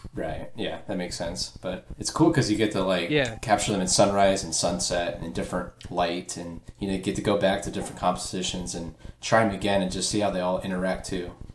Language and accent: English; Dayton, Ohio, United States; I'm from Dayton